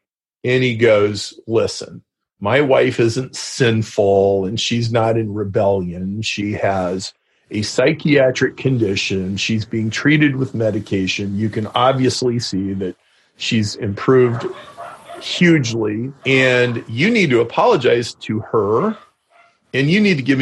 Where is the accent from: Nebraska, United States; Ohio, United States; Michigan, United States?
Nebraska, United States; Lincoln; grew up in Lincoln, Nebraska.